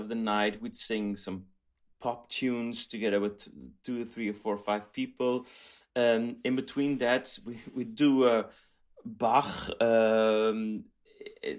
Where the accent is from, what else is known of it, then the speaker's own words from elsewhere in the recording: Belgium; I grew up in Belgium